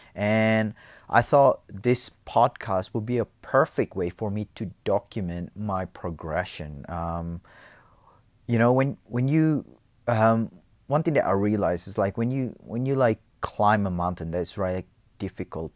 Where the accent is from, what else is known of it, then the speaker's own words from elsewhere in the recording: Indonesia; moved away as an adult; also born or lived in Los Angeles, United States; now in Perth, Australia; I was actually born in Indonesia, and then I went to L A for middle school in, uh, for about two years, um, and came back to Indonesia, um, spent the high school there before I moved to Australia.